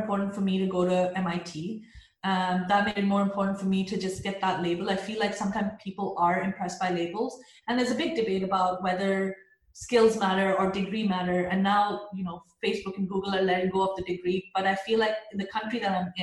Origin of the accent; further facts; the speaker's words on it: Pakistan; a Pakistani woman